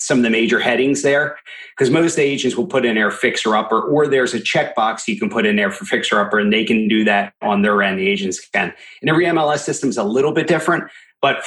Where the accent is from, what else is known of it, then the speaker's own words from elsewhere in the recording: Philadelphia, Pennsylvania, United States; I went from more my local area, Pennsylvania. I'm from the Philadelphia market, Pennsylvania